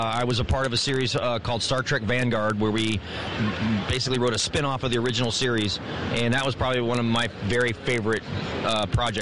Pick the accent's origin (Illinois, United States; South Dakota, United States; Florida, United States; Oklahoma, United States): Florida, United States; I'm from Florida